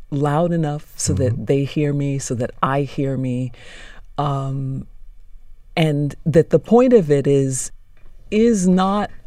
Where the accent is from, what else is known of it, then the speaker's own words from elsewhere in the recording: United States; I'm American